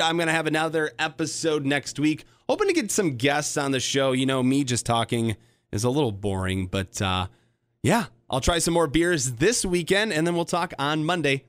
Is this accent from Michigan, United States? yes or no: yes; Grand Rapids, Michigan, United States; moved away; also born or lived in Detroit Metro, Michigan; I'm from Grand Rapids, but uh, I lived in Detroit Metro for almost a decade